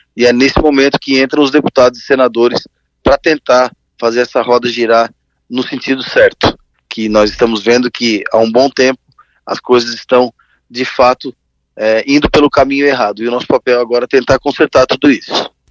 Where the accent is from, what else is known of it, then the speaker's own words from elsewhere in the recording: Criciúma, Santa Catarina, Brazil; Criciúma é, é, a minha cidade natal